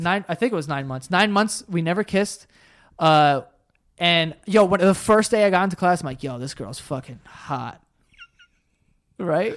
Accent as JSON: {"language": "English", "town": "New York City", "region": "New York", "country": "United States", "tie": "born or raised there", "said": "my school wasn't even that white. Like, it was pretty diverse. Like, we're from Queens"}